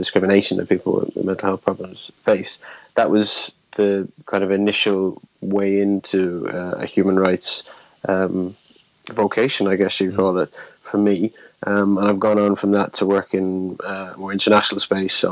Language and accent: English; Ballinasloe, County Roscommon, Ireland; moved away as an adult; also born or lived in Galway; now in London, United Kingdom; I was brought up on the Roscommon side.